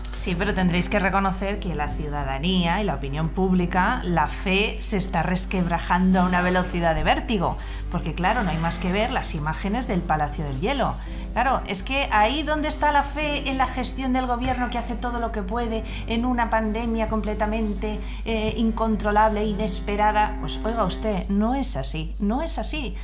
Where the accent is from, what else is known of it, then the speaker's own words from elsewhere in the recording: Spain; somos los españoles tremendamente viscerales